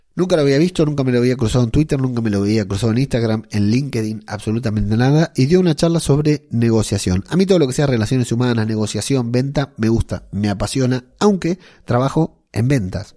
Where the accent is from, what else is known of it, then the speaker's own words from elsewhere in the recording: Argentina; moved away as an adult; now in Arteixo, Spain; siendo argentino, viviendo en Arteillo